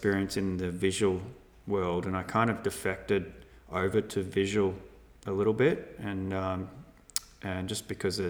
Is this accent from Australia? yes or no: yes; Melbourne, Victoria, Australia; grew up in Melbourne